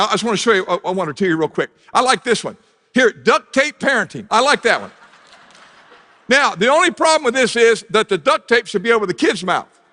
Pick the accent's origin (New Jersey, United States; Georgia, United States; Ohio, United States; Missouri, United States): Ohio, United States; Southern; moved away; I grew up in Southern Ohio